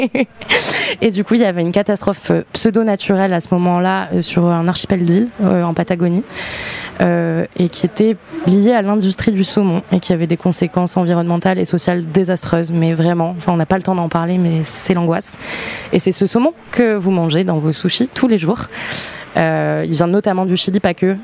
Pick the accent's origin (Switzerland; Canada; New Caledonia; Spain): New Caledonia; moved away; J'ai grandi en Nouvelle-Calédonie